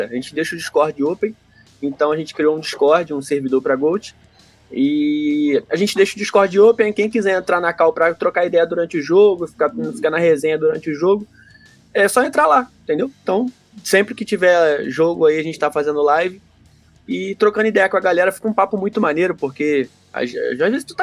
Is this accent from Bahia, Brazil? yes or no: no; Santos, São Paulo, Brazil; now in Curitiba, Brazil; sou de Santos, mas estou desde 2005 em Curitiba.